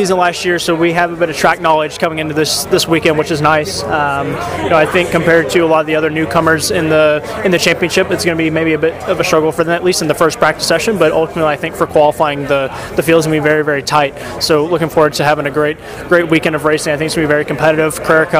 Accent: New Braunfels, Texas, United States; my hometown, New Braunfels, Texas.

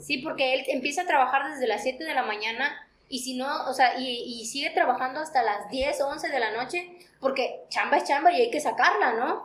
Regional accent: Mexico; como mexicanos y como latinos

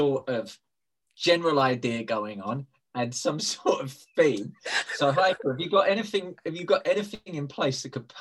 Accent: United Kingdom; I'm British.

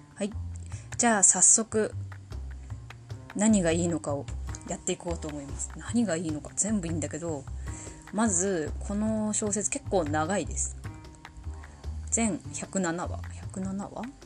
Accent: Tohoku, Japan; accent: Tohoku accent (namari); 生まれも育ちも東北人です

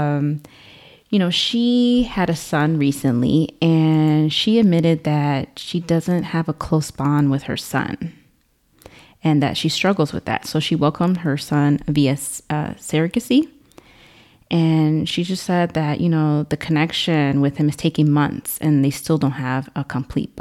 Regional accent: Chicago, Illinois, United States; we're from the Shy.

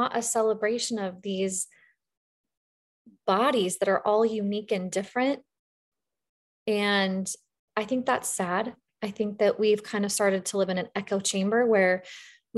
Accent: the West, United States; I'm from the West. So we say diastasis

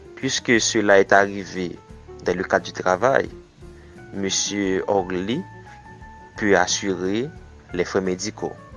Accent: Haiti; Je suis haïtien

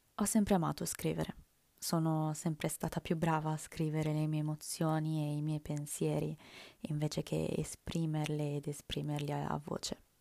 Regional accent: Italy; first language Italian; L'italiano è la mia lingua madre

